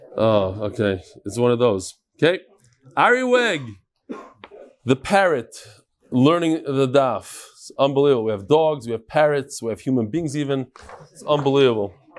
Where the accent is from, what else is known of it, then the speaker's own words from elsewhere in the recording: United States; I grew up in America